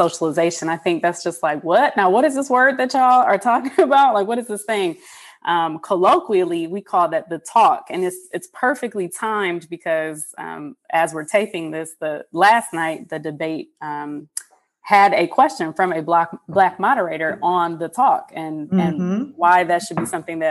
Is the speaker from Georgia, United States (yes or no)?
no; Detroit, Michigan, United States; moved away as an adult; I, as a mixed woman, biracial woman growing up in Detroit